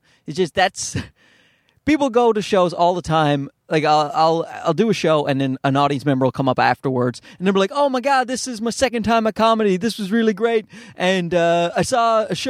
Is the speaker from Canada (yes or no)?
yes; Newfoundland and Labrador, Canada; accent: Newfoundland; Like, I'm from Newfoundland, which is, if you don't know, because why the hell would you if you're not in Canada? But it's a very Irish part of Canada, so we have a distinct accent.